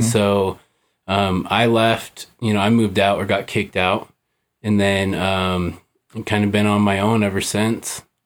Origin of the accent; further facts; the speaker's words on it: Salt Lake City, Utah, United States; I was born here in Salt Lake